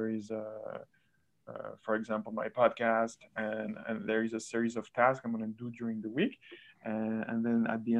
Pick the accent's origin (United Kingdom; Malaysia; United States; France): France; moved away; I'm also from France